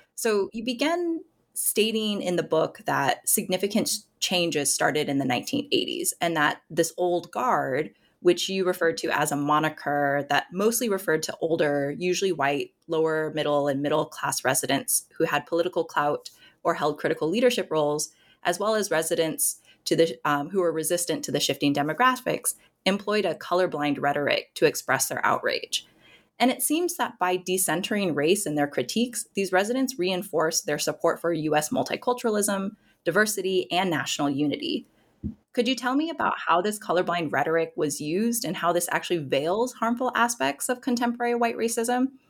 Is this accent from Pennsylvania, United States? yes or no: no; Nebraska, United States; growing up in Nebraska